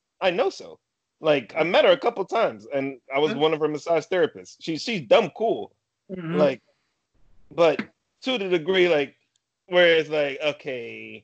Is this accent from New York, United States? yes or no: no; New Jersey, United States; when I was growing up in South Jersey